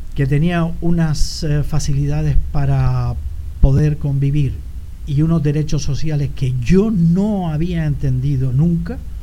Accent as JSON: {"language": "Spanish", "region": "Canary Islands", "country": "Spain", "also_born_or_lived": "Sweden", "said": "la forma de ser de los canarios, lo abierto que éramos, los campechanos que éramos"}